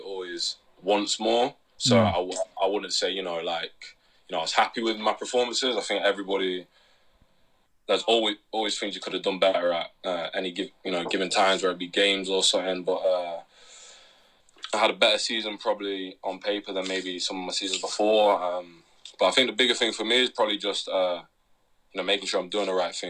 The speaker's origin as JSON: {"language": "English", "town": "Derby", "region": "East Midlands", "country": "United Kingdom", "tie": "born or raised there", "said": "growing up in Derby"}